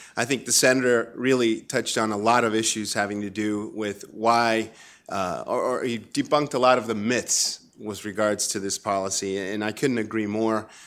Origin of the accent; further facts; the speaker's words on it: Chile; moved away; I grew up in Chile under dictatorship under Pinochet